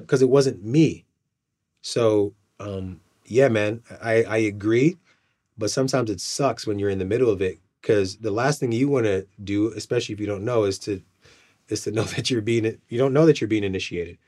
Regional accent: Nigeria; I'm, I'm Nigerian

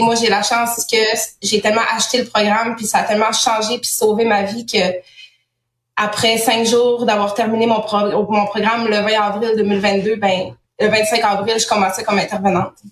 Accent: Saguenay, Quebec, Canada; moved away as an adult; je viens du Saguenay.

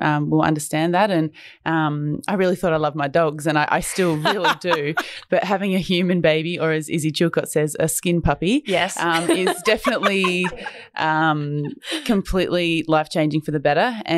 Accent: Mount Barker, South Australia, Australia; moved away as an adult; also born or lived in Fiji / Brisbane / Adelaide / Townsville; I grew up in Mount Barker in South Australia.

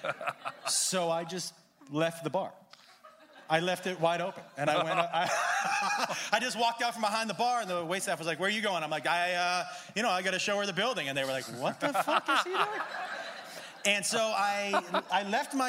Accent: Massachusetts, United States; I grew up in Massachusetts

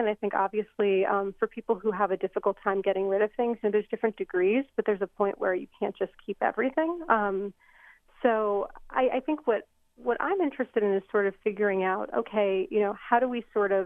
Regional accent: United States; I was born in the United States

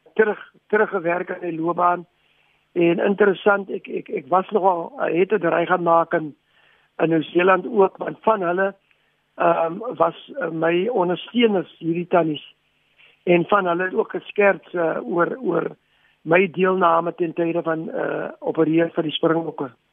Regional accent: South Africa

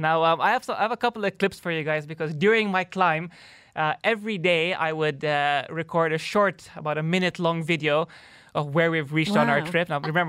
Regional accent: Tanzania; now in UAE; I am originally from Tanzania

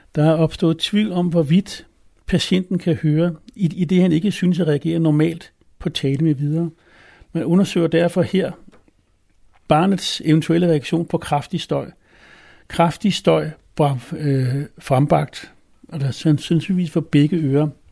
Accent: Copenhagen, Capital Region of Denmark, Denmark; now in Adderup, Denmark; jeg er født i København på Rigshospitalet øh, i 1962

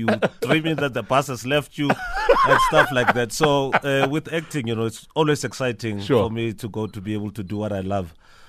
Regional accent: Mahikeng, North West, South Africa; also born or lived in Taung; I was born in Mafikeng in 1984, and I grew up there. Mm. But I'm originally from Taung, Kobole Tama Kiko Taung.

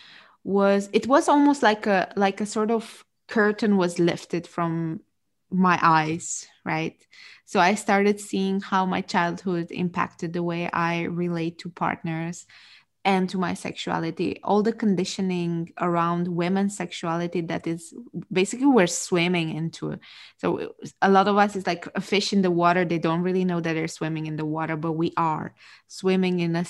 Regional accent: Romania; moved away; I'm originally from Romania, so that's a Romanian last name

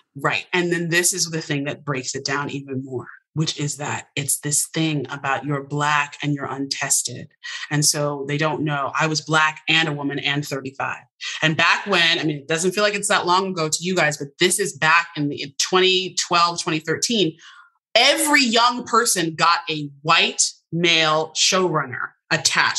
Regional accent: Westport, Connecticut, United States; I'm from Westport, Connecticut

